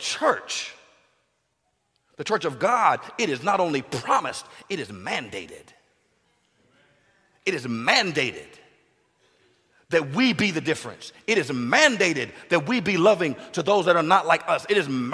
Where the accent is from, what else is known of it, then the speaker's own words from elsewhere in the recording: United States; I'm American does not automatically make me Christian